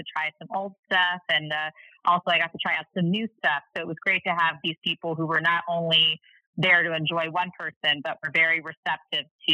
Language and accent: English; Cincinnati, Ohio, United States; now in St. Louis, United States; Cincinnati is actually my hometown